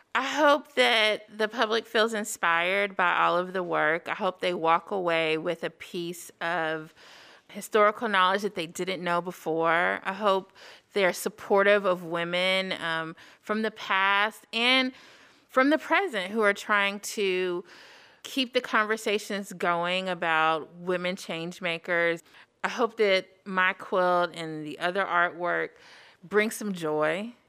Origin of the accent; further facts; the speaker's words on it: Huntsville, Alabama, United States; now in Madison, United States; I'm originally from Huntsville, Alabama, currently residing in Madison